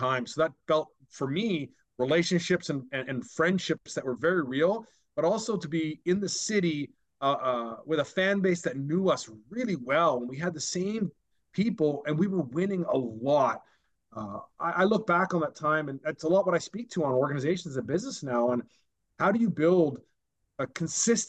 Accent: Vancouver, British Columbia, Canada; to be in an organization that was doing well at that time in my hometown.

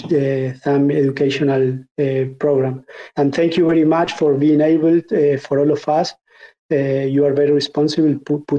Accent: Argentina; I'm from Argentina, which is a country which has like 50% inflation

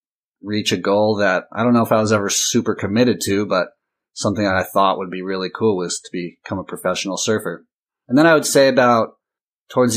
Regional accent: Costa Mesa, California, United States; I grew up in Southern California, Orange County, Costa Mesa to be exact

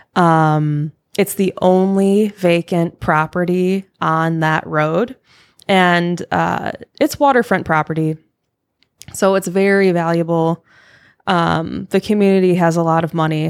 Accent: Michigan, United States; moved away; I am from Michigan. So I grew up in a haunted house.

